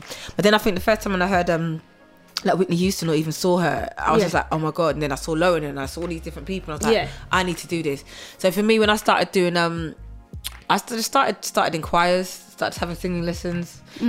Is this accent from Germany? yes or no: yes; Bavaria, Germany; moved away as an adult; also born or lived in Wolverhampton, England; now in United Kingdom; I was born in Wolverhampton. Yeah. On the age of, and then when I was 4 years old, I moved to Germany until I was 18.